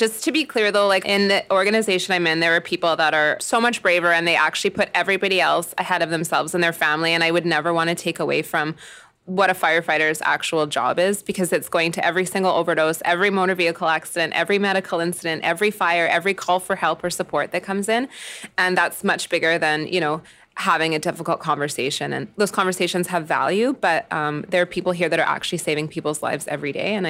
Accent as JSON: {"language": "English", "town": "Jasper", "region": "Alberta", "country": "Canada", "said": "I'm from Jasper and I'm a person with no children"}